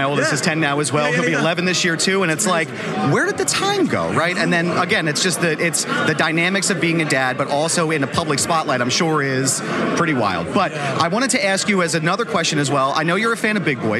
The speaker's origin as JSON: {"language": "English", "town": "Philadelphia", "region": "Pennsylvania", "country": "United States", "said": "So I'm from Philadelphia. I'm from the Philadelphia area."}